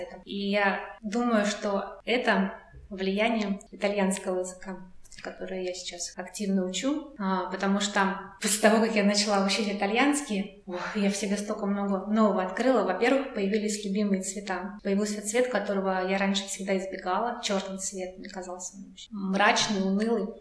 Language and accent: Russian; Russia; first language Russian; Я говорю, из России